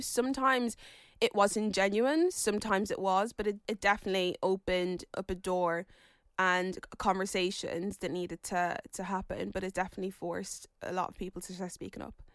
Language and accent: English; Ireland; my mom and dad came from Nigeria and moved to Ireland